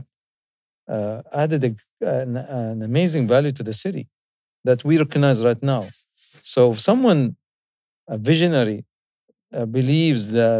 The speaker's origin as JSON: {"language": "English", "region": "Dubai", "country": "United Arab Emirates", "tie": "born or raised there", "said": "I'm from Dubai"}